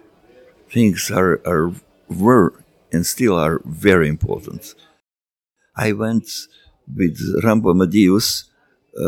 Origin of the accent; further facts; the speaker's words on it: Serbia; from Serbia